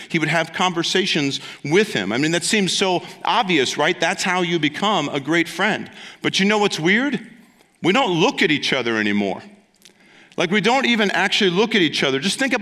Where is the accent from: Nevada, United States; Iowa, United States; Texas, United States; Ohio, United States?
Ohio, United States; moved away; because I'm from Ohio